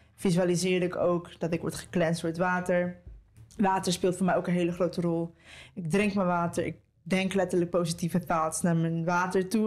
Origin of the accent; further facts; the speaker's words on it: Costa Rica; moved away; Dat is voor mij ook nog eens thuis, want ik ben in Costa Rica geboren